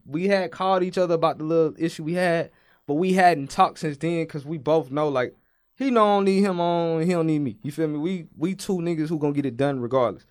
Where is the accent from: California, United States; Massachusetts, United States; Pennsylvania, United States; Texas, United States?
Texas, United States; Brookshire; I'm from Houston. Well, I'm from Brookshire, Texas, which is a small town that's outside of Houston